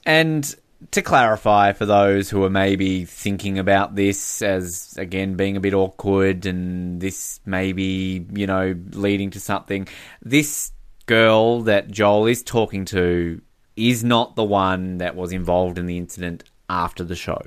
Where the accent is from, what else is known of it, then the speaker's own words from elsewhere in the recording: Hobart, Tasmania, Australia; I'm from Hobart.